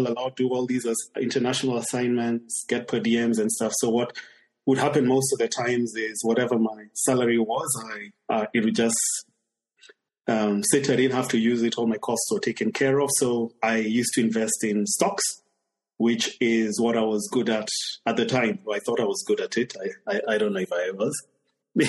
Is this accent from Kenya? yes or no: yes; Kenya; moved away as an adult; my home country is Kenya